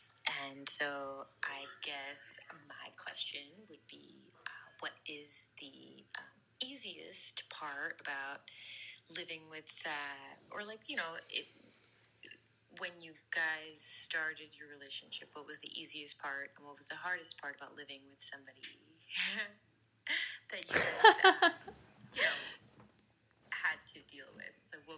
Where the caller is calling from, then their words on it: New York, United States; I'm calling from New York.